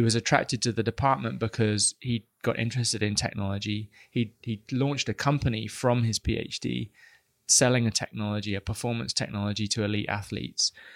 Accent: United Kingdom; I am British

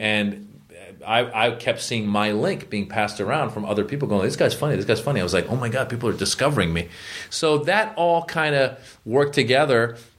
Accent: United States; also born or lived in Iran; it's hard growing up Iranian in America

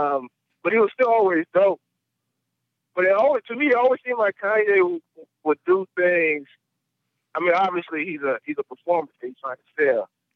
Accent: New Orleans, Louisiana, United States; and I grew up in New Orleans, man, so.

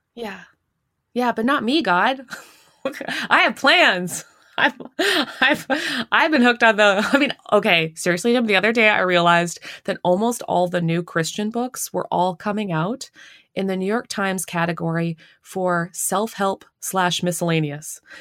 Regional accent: Canada; now in United States; I'm not even American. I'm Canadian

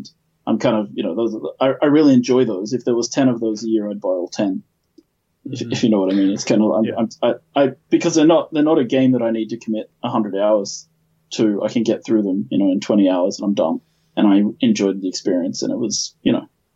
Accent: Australia; who's from Australia, as am I.

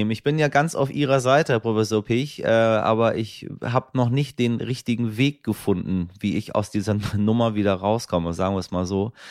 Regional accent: Iran; dann nehme ich Sie mit in meine Heimat, in den Iran, meine Damen und Herren.

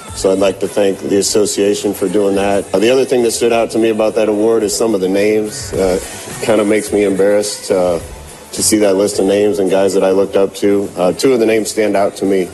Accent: Lincoln, Nebraska, United States; I grew up in Lincoln

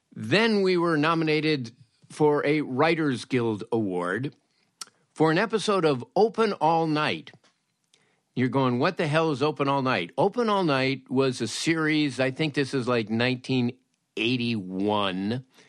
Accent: Los Angeles, California, United States; when I was a teenager, growing up in Woodland Hills

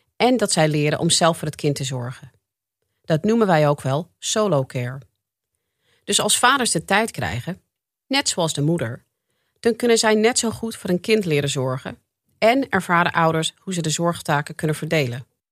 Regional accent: United States; now in Netherlands; Ik ben zelf geboren en getogen in de Verenigde Staten

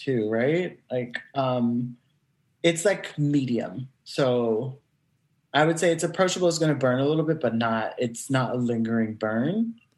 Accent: New York, United States; as a New Yorker

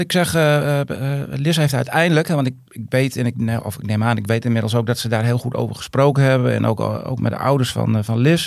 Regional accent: Tjuchem, Groningen, Netherlands; also born or lived in Siddeburen; ik voetbalde altijd vroeger op ons sportveldje in, in Tjuchem dan, waar ik vandaan kwam met mijn, ja, met, met mijn dorpsgenootjes en vriendjes

